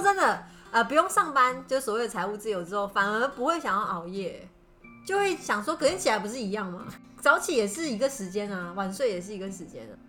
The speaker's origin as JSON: {"language": "Chinese", "country": "Taiwan", "said": "我们台湾人最最大的肥胖问题"}